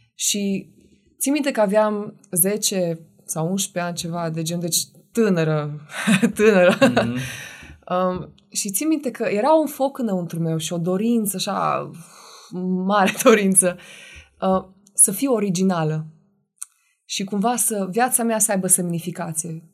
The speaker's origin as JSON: {"language": "Romanian", "town": "Oradea", "region": "Bihor County", "country": "Romania", "moved": "yes", "lives_now": "Cluj-Napoca, Romania", "said": "sunt din Oradea. Uh, am trei frați și două surori, care toți sunt în Oradea și locuiesc acolo. Sunt singura care am plecat de acolo"}